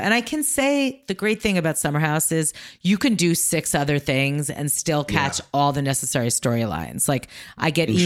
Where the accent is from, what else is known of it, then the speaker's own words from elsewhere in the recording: New York, United States; I grew up in New York